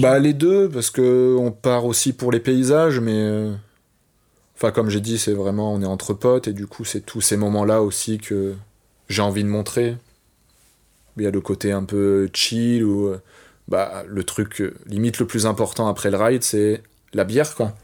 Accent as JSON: {"language": "French", "town": "Paris", "region": "Île-de-France", "country": "France", "said": "je suis un vrai Parisien"}